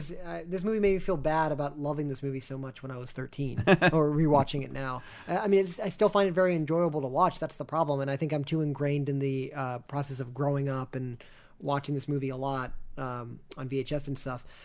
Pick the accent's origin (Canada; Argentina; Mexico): Argentina; Buenos Aires; So until next time, I'm from Buenos Aires, and I say kill them.